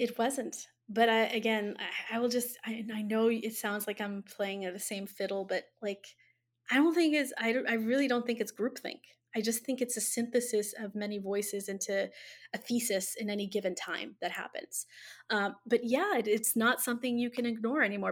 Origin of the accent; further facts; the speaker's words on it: Ethiopia; now in United States; I'm originally from Ethiopia, right? So I grew up in the, in the throes of a revolution